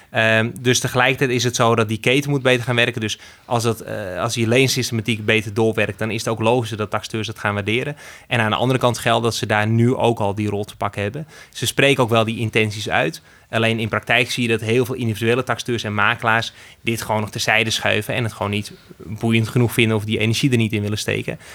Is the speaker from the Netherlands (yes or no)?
yes; Netherlands; we als Nederlanders